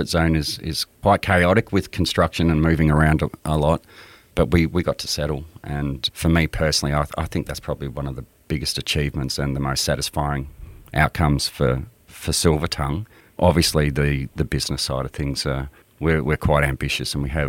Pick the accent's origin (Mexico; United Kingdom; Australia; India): Australia; southeast South Australia; also born or lived in Canada / Adelaide; we lived in southeast South Australia